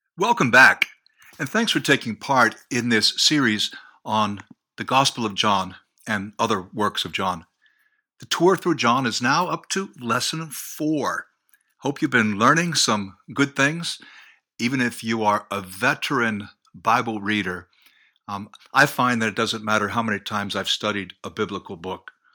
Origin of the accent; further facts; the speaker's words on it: United States; I grew up near New York, about ten miles away